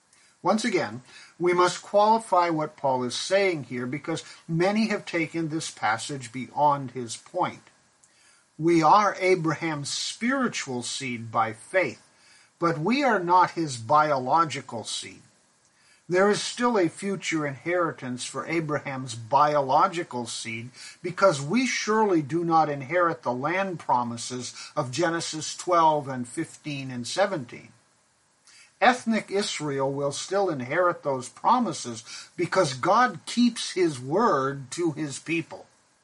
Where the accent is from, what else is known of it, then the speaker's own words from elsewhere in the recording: Pakistan; I grew up in Pakistan, and we white Christians in Pakistan worshipped in a church composed of many who were not only people of color, but were part of the sweeper community.